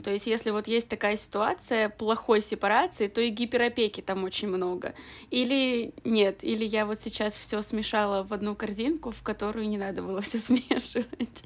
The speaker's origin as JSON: {"language": "Russian", "town": "Perm", "region": "Perm Krai", "country": "Russia", "tie": "born or raised there", "moved": "as an adult", "lives_now": "Moscow, Russia", "said": "в родном городе"}